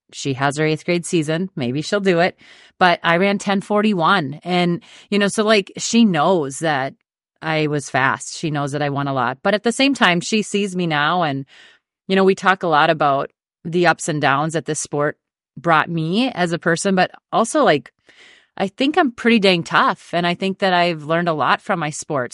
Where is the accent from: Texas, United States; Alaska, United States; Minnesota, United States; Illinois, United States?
Minnesota, United States; Dawson; I grew up in Dawson, Minnesota, you know, town of sixteen hundred